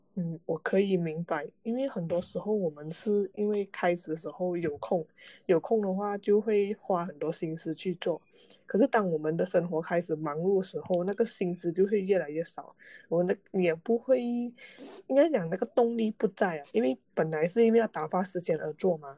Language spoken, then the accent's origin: Chinese; Malaysia; 马在来西亚人嗯。是多元，多元文化，讲讲，就是我们从小就在一种，多呃元种多元族种族的一个环境下成长啊